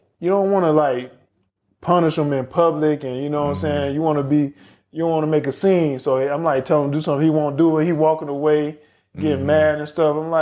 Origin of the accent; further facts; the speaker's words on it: Georgia, United States; now in Florida, United States; I'm from Georgia. I live in Florida.